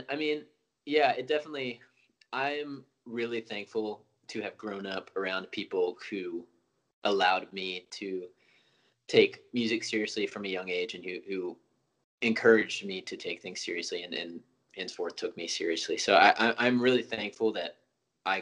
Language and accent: English; Knoxville, Tennessee, United States; now in Nashville, United States; I am from Knoxville, born and raised